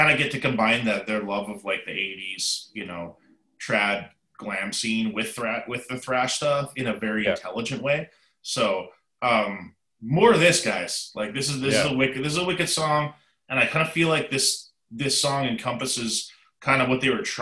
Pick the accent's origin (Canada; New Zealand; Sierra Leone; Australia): Canada; now in United States; I live in America, I am definitely, you know, 100% Canadian